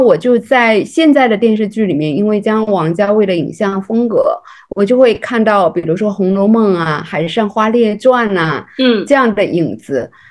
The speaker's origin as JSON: {"language": "Chinese", "region": "Fujian", "country": "China", "also_born_or_lived": "Shanghai / Beijing", "moved": "as an adult", "said": "不会讲上海话，又普通话也讲不好，一个福建小女孩儿"}